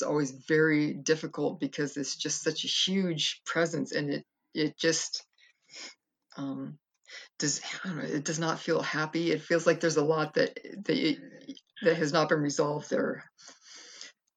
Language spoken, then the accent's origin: English; Castro Valley, California, United States; also born or lived in Fresno, California; I moved up to the East Bay in San Francisco in Castro Valley and grew up most of my life there.